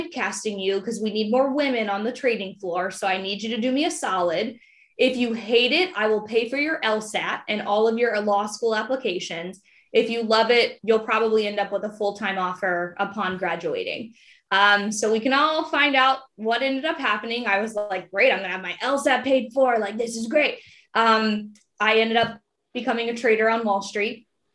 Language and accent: English; Prince George's County, Maryland, United States; I grew up in Prince George's County, Maryland